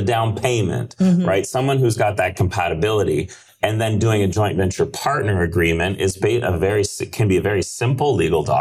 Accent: Canada; I'm Canadian

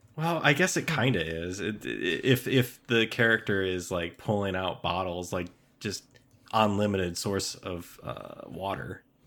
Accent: Midwest, United States; born or raised there

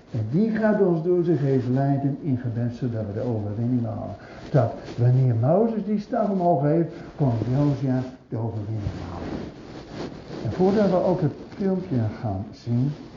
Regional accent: Zwolle, Overijssel, Netherlands; bij ons in Zwolle

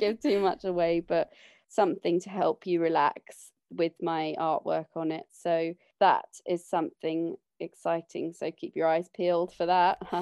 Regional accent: London, United Kingdom; I grew up in London, but when I was about fourteen, my brother and sister left home and my mum, dad, and I moved on to their sailing boat

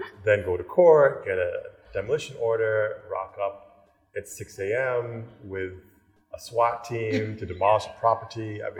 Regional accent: Cleveland, Ohio, United States; moved away as an adult; also born or lived in New York; now in Ghana; I was born in Cleveland, Ohio.

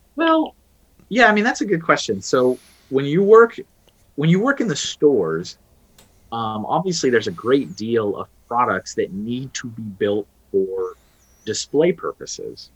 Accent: Texas, United States; moved away as an adult; also born or lived in Colorado; I'm originally from Texas. That's yep. where I, I was born

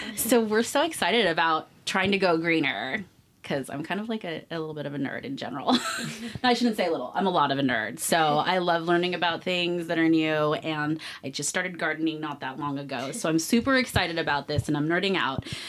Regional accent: Berkeley, California, United States; now in Las Vegas, United States; Berkeley, where I'm from. I'm from the Bay Area, the East Bay

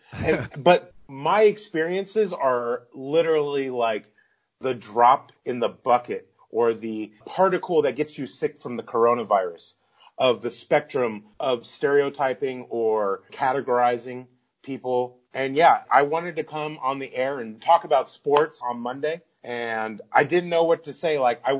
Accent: Pleasanton, California, United States; I grew up in Pleasanton. I'm mixed race. Pleasanton's mostly white. I feel like I was like a kind of a chameleon because I'm German, Italian, English, and Irish. Okay. That's my dad's side. And then his mom is Korean.

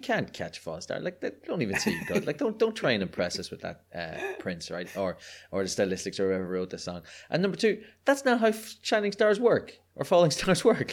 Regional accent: Ireland; accent: Irish; I'm a delightful Irish person, which means that I was growing up in Catholic repressed Ireland

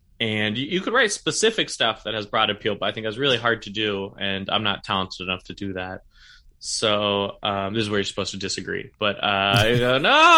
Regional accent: Sacramento, California, United States; now in San Francisco, United States; I'm from Sacramento originally, but I've lived in San Francisco. I started doing comedy in San Francisco, and I've lived here about 8 years.

